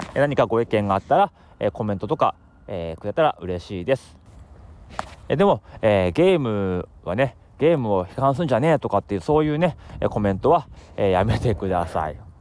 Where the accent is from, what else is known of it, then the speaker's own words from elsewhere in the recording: Akita, Japan; moved away; also born or lived in Tokyo; それがもう上京してきたタイミングだったんでもう正直、ね、秋田県の田舎者ですから、まあ、東京来て